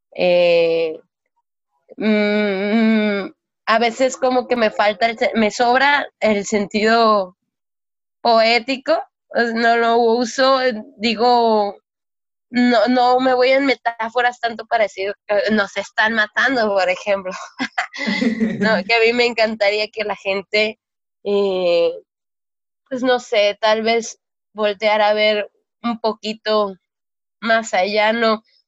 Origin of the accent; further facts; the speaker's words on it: Culiacancito, Sinaloa, Mexico; soy oriunda de Culiacancito